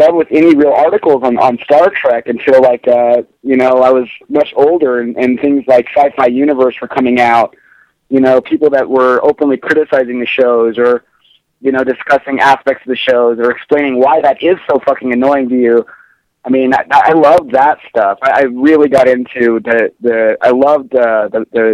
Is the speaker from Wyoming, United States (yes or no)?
yes; Wyoming, United States; now in Colorado, United States; growing up in Wyoming